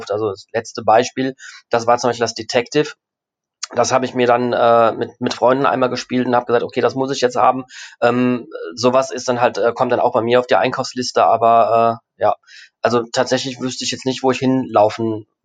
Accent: Rhineland, Germany; now in Essen, Germany; gerne, dass ich Rheinländer bin. Ähm, egal wo ich bin, auch jetzt, wie gesagt, auch jetzt, das ist, ne, ich komme ja eigentlich aus dem Rheinland, obwohl ich jetzt gerade in Essen wohne.

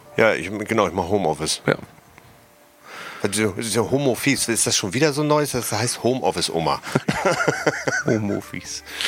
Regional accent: Hamburg, Germany; Ich als Hamburger

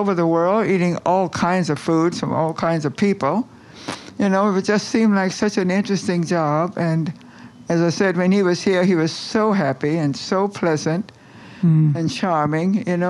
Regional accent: Virginia, United States; moved away as an adult; now in Washington, United States; Yeah, I came to Washington from Virginia.

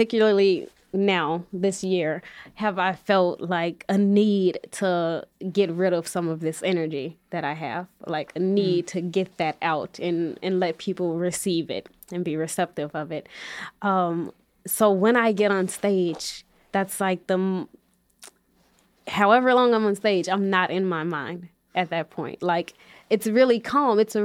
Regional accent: Chicago, Illinois, United States; growing up on the West Side

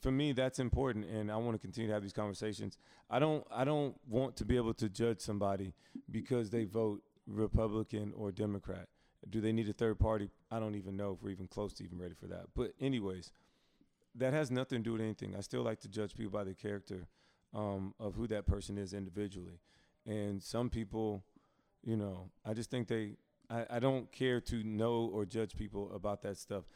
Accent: Alabama, United States; moved away; my home state, Alabama

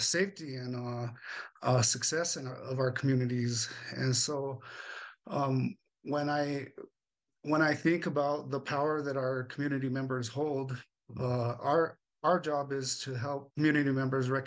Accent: Albuquerque, New Mexico, United States; I am a native to Albuquerque, New Mexico. I grew up here in the South Valley

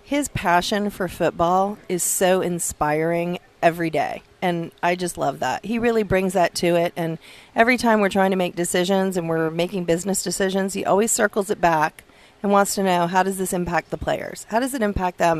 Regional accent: South Florida, United States; I grew up in South Florida

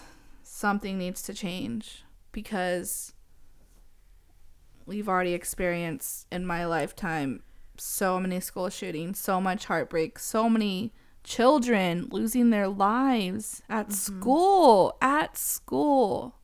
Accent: Texas, United States; And, you know, we're from Texas. There's guns literally everywhere.

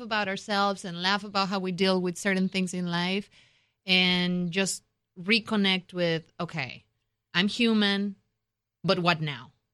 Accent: Mexico; moved away; I grew up in Mexico. I'm Mexican American

